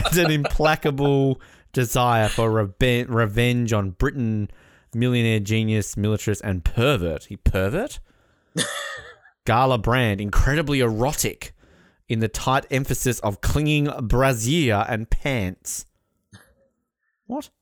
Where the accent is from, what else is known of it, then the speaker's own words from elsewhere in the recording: Australia; I am Australian.